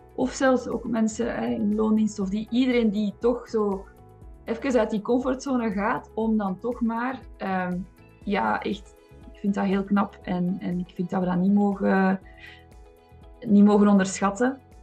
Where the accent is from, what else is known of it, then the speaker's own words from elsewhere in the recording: Flanders, Belgium; zeker als Vlaming. Ik ben opgevoed als een, als een braaf Vlaams meisje